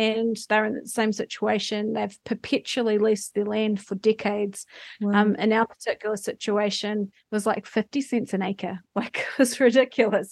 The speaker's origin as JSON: {"language": "English", "town": "Foxton", "region": "Manawatū-Whanganui", "country": "New Zealand", "tie": "born or raised there", "said": "when I was little and poor and growing up in Foxton"}